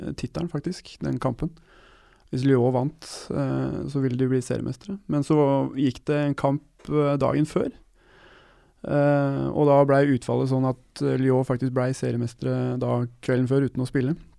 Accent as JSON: {"language": "Norwegian", "country": "Norway", "said": "jeg kommer fra Norge."}